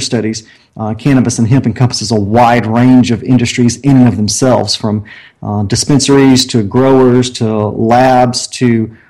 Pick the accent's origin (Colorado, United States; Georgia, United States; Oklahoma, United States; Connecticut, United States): Georgia, United States; Augusta; moved away; I'm from the Augusta, Georgia area